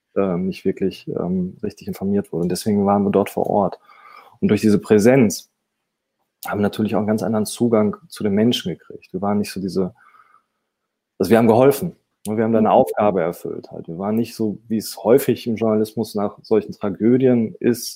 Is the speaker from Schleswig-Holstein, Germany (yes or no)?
no; Dortmund, North Rhine-Westphalia, Germany; ich bin Dortmunder